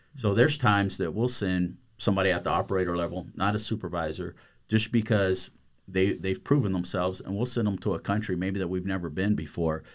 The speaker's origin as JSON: {"language": "English", "country": "United States", "tie": "born or raised there", "moved": "yes", "said": "I grew up on the Texas, Louisiana border"}